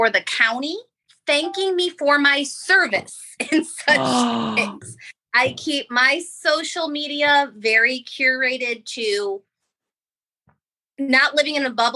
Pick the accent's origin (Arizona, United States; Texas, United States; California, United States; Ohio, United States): Ohio, United States; now in Florida, United States; Live in Florida, and I'm from Ohio